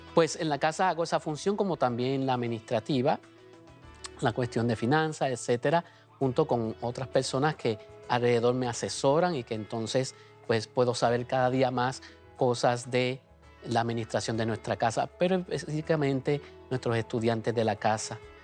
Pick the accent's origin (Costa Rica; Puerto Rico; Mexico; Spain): Puerto Rico; Comerío; moved away as an adult; now in United States; en mi pueblo natal, allá en Comerío, Puerto Rico, de la diócesis de Caguas